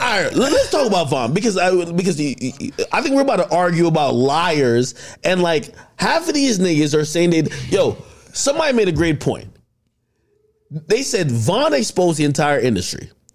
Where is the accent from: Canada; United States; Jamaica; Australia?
Jamaica; I'm Jamaican